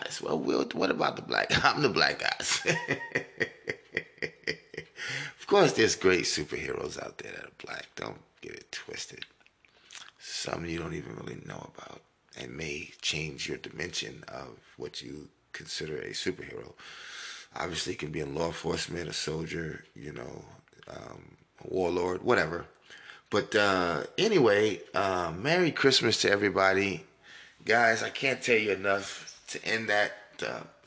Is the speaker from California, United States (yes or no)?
no; New York, United States; I grew up in New York and I loved sports as a kid